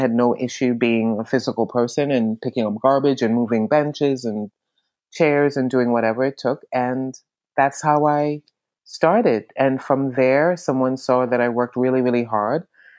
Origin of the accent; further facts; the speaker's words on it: New York, United States; now in Florida, United States; I have been in New York since 1987. It's only been 3 months. I am a New Yorker.